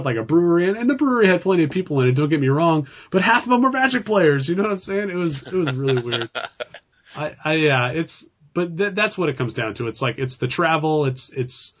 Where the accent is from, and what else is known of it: California, United States